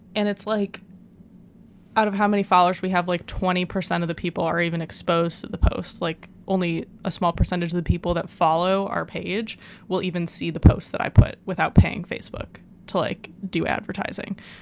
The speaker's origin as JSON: {"language": "English", "country": "United States", "said": "as an American"}